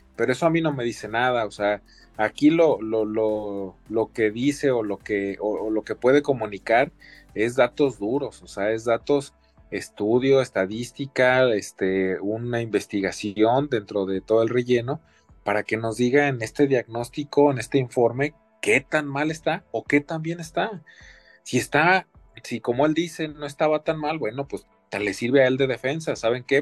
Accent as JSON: {"language": "Spanish", "country": "Mexico", "said": "como mexicanos, como latinoamericanos"}